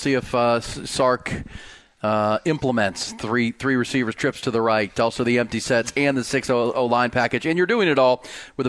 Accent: Akron, Ohio, United States; Where I grew up in Akron, Ohio

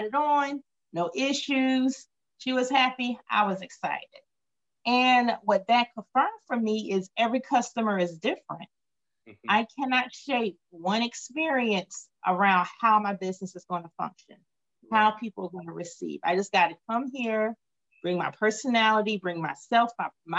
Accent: Wilmington, North Carolina, United States; also born or lived in Queens, New York / Greensboro / Washington, District of Columbia, United States; I was born in Queens, New York, lived there for a few years. My family moved down to Wilmington. I attended grade school here, finished grade school here

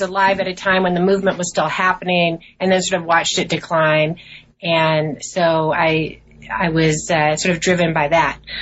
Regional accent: Portland, Oregon, United States; also born or lived in New York City; I was born in New York City uh, and grew up in Portland, Oregon

